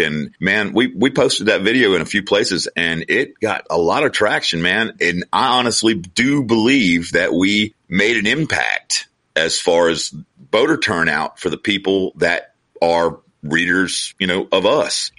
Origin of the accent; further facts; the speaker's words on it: Georgia, United States; we're from Georgia